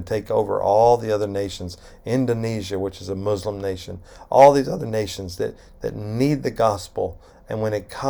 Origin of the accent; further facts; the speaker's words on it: United States; as an American